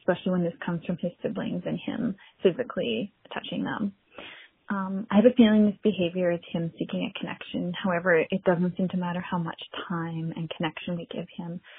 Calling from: British Columbia, Canada; I'm from Northern British Columbia in Canada.

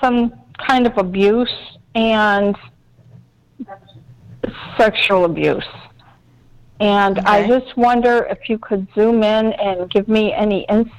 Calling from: Lexington, South Carolina, United States; I'm calling from Lexington, South Carolina.

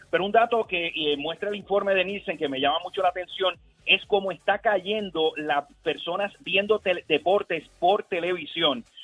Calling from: Gurabo, Puerto Rico; De Gurabo.

